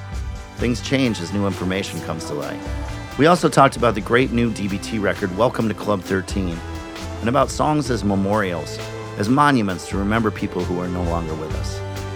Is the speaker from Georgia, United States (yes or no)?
no; Minneapolis, Minnesota, United States; my hometown of Minneapolis